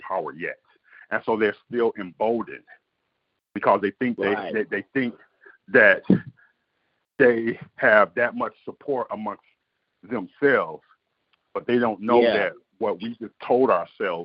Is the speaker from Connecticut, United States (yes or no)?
no; Detroit, Michigan, United States; I grew up born and raised in Detroit